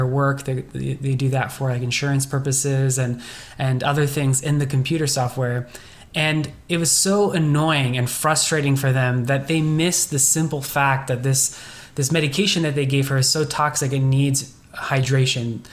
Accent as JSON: {"language": "English", "area": "Bay Area", "region": "California", "country": "United States", "tie": "born or raised there", "said": "I grew up in the Bay Area, so it's all been in this small, you know, little area here"}